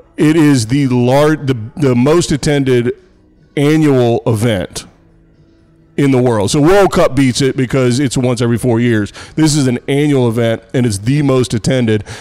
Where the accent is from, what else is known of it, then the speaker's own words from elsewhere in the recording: Texas, United States; my home state of Texas